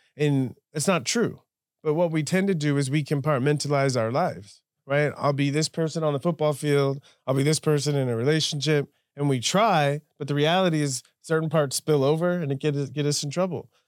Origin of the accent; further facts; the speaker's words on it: Southern California, United States; I grew up in Southern California as an American